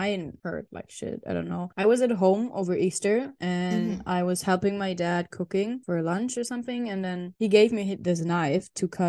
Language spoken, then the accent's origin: English; Germany; It's in Germany, pretty close to my hometown.